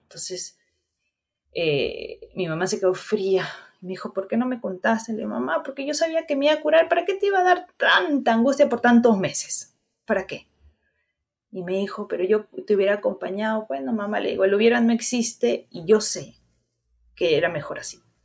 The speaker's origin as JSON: {"language": "Spanish", "town": "Huarmey", "region": "Ancash", "country": "Peru", "moved": "yes", "said": "yo soy de Guarmey, Ancash"}